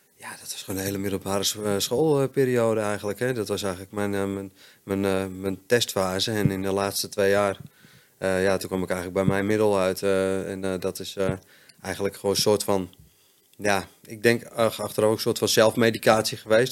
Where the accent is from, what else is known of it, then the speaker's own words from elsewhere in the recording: Friesland, Netherlands; also born or lived in Hoogeveen, Drenthe; ik ben opgegroeid in Friesland